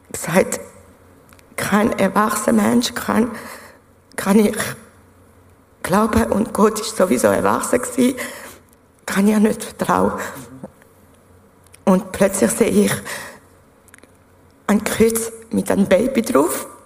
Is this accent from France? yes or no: yes; France; ich bin ursprünglich Französin. Ich bin aufgewachsen in einem äh, evangelischen Kinderheim.